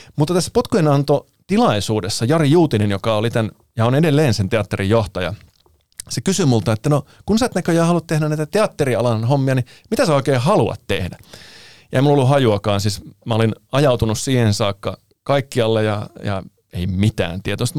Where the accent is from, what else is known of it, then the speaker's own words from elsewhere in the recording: Finland; also born or lived in Italy / Anttola / Mikkeli / Kuopio; mä oon syntynyt Italiassa, mutta muuttanut sitten Suomeen alle vuoden ikäisenä ja asunut täällä aina